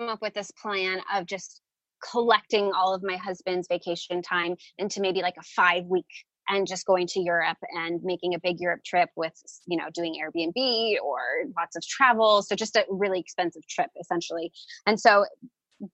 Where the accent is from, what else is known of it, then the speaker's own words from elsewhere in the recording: San Francisco, California, United States; moved away as an adult; now in Phoenix, United States; we're originally from the Bay Area of San Francisco, California